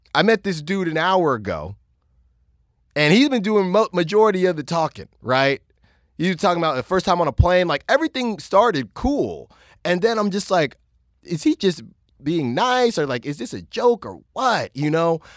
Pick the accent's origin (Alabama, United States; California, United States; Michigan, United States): California, United States; also born or lived in Virginia; obviously, I grew up in California.